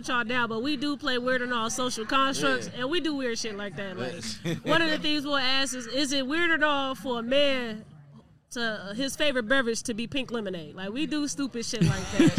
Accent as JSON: {"language": "English", "town": "Hammond", "region": "Indiana", "country": "United States", "tie": "born or raised there", "also_born_or_lived": "Chicago, Illinois", "said": "I'm from Hammond and Chicago. It's the same thing as you. Like, I was raised in both areas."}